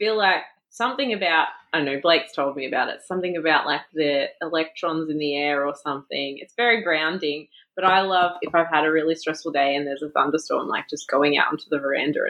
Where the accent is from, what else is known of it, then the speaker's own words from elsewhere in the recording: Victoria, Australia; moved away; because I grew up in Victoria, we had rainy days all the time.